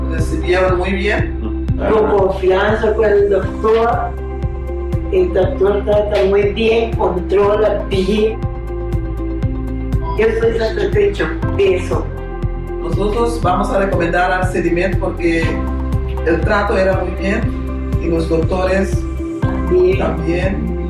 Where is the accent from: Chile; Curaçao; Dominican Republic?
Curaçao; Somos de Curazao.